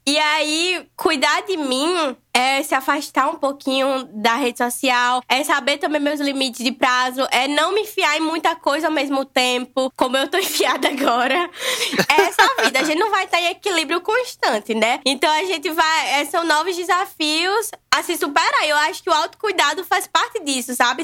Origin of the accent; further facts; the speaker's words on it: Natal, Rio Grande do Norte, Brazil; eu sou de Natal, Rio Grande do Norte, Nordeste com muito amor